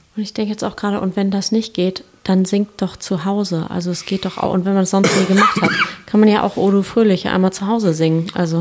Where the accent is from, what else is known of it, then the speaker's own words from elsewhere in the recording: Kiel, Schleswig-Holstein, Germany; moved away; ich komme ja aus Kiel ursprünglich